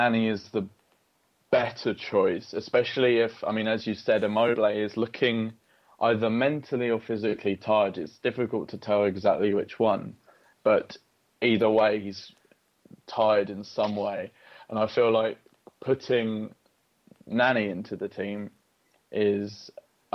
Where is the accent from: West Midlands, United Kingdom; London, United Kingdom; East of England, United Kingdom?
London, United Kingdom; I was born in London and I supported Arsenal from an early age